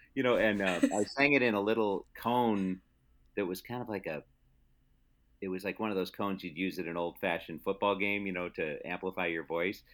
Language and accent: English; Palatine, Illinois, United States; grew up most of my life in Palatine from age five on